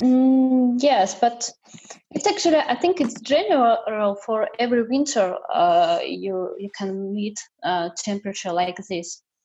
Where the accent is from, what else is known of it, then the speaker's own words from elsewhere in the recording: Tomsk, Tomsk Oblast, Russia; English is a second language; moved away as an adult; also born or lived in Saint Petersburg; now in London, United Kingdom; I was born in Siberia uh, it's it's a central part of Siberia because Siberia is really big. Uh, in Tomsk, it is my hometown, um, and I grew up in Siberia.